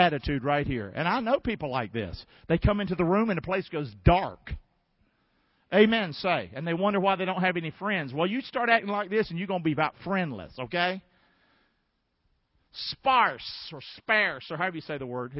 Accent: Rockingham, North Carolina, United States; moved away; I'm from Rockingham, North Carolina

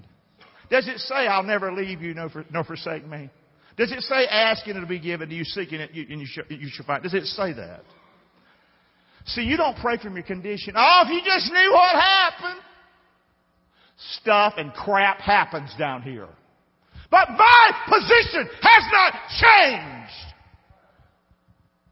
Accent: the South, United States; being a Southerner

